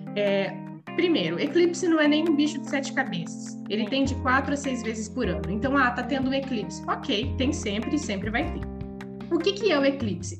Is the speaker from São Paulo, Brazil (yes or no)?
no; Paraná, Brazil; moved away as an adult; now in Pistoia, Italy; Eu sou do Brasil, eu sou do sul do Brasil, eu sou da, do Paraná